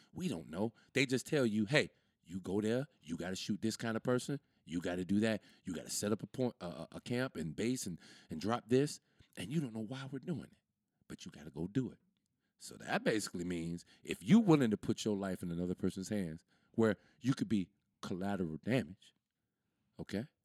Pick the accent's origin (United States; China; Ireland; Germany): United States; I'm from America